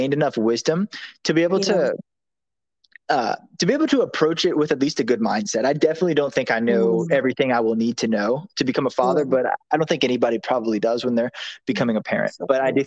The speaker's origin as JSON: {"language": "English", "town": "New Orleans", "region": "Louisiana", "country": "United States", "said": "I'm from New Orleans, Louisiana."}